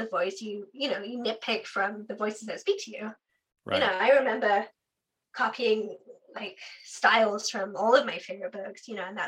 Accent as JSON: {"language": "English", "area": "Devon", "region": "South West England", "country": "United Kingdom", "moved": "as an adult", "lives_now": "United States", "said": "Devon in the UK. So it's like Southwest on the Tweedy bit down south"}